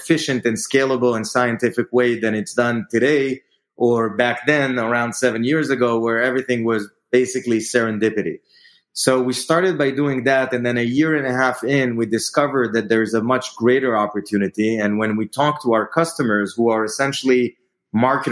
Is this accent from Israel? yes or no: yes; Israel; moved away as an adult; now in New York, United States; I am originally from Israel. I moved here to New York as part of Bizbo's growth